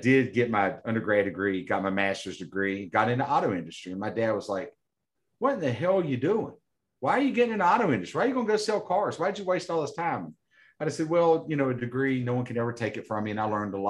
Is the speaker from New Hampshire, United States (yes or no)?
no; McDowell County, Southern West Virginia, United States; I'm originally from Southern West Virginia, McDowell County, West Virginia.